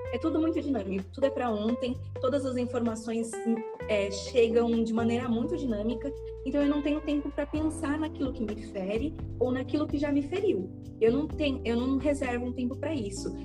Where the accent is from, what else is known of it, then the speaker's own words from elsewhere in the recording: Guarulhos, São Paulo, Brazil; eu sou daqui de Guarulhos e eu tenho 26 anos